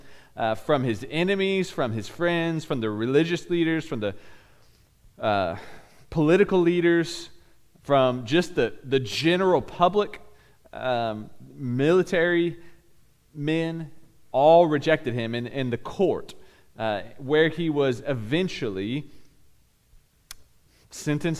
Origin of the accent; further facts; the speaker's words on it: Bixby, Oklahoma, United States; We lived in a cul-de-sac growing up in Bixby.